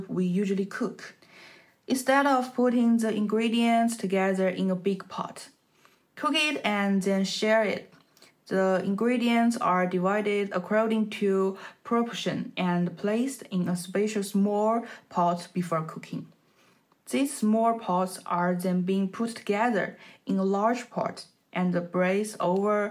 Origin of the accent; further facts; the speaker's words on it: Jiangxi, China; My hometown is Jiangxi